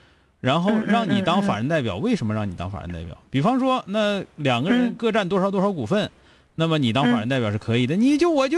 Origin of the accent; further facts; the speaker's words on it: Changchun, Jilin, China; 因为我是长春人